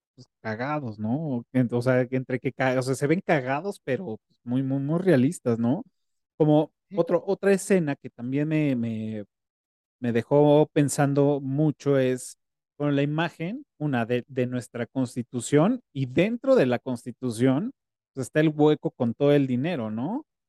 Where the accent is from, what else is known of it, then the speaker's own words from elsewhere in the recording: Mexico; esa idiosincrasia que tenemos como mexicanos